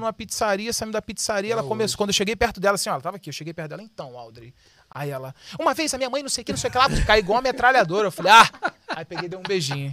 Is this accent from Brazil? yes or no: yes; Brazil; eu sou brasileiro